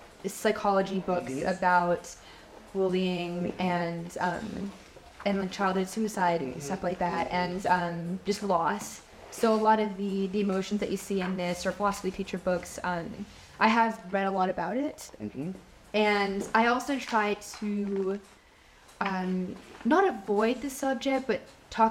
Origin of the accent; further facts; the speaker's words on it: Pennsylvania, United States; moved away; where I grew up in Pennsylvania, I'm only maybe 30 or 40 minutes away from Lake Erie